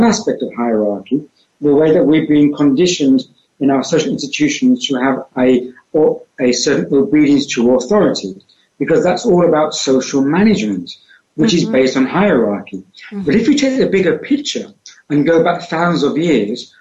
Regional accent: United Kingdom; accent: British; moved away; I was born in the center of the UK

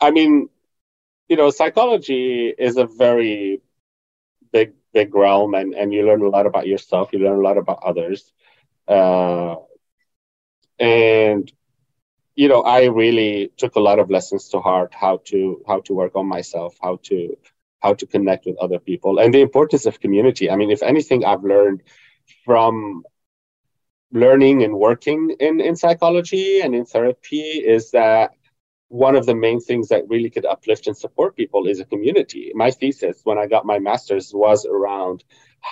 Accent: North Governorate, Lebanon; Growing up in Lebanon, and I grew up in north of the country in a small conservative Christian Catholic town

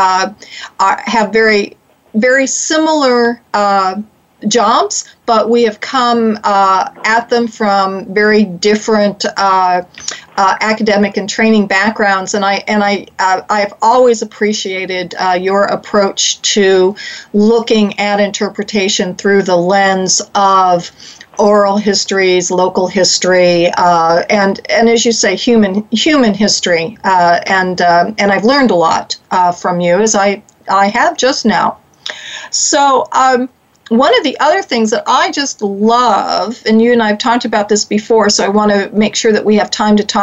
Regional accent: United States; part of my history as an American

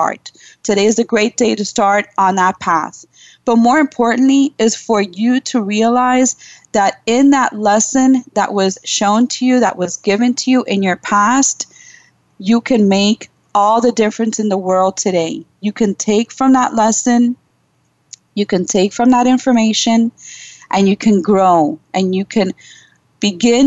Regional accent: New York City, New York, United States; my parents are Cuban. I was born in Brooklyn, New York

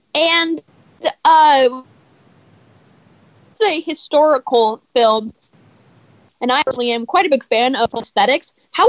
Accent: Los Angeles, California, United States

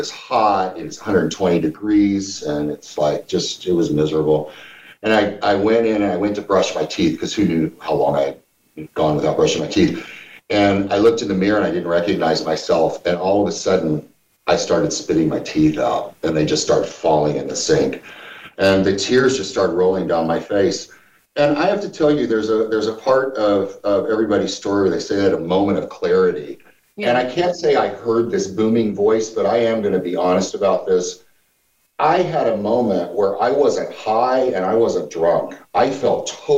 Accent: Missouri, United States; moved away; I'm just this hillbilly from Missouri

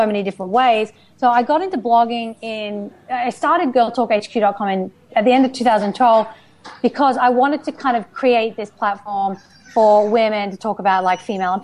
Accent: Australia; moved away as an adult; also born or lived in United Kingdom; now in Los Angeles, United States; I was born in the UK. I was raised and educated in Australia. I've been living in Los Angeles for the past 8 years

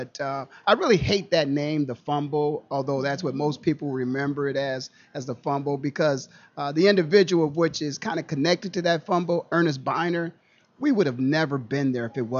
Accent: Canton, Ohio, United States; I'm born and raised in Canton, Ohio, and got a chance to get back there.

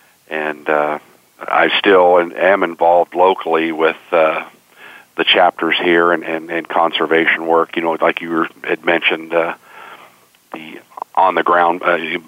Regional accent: Virginia, United States; moved away as an adult; now in Arizona, United States; I grew up on the East Coast in Virginia

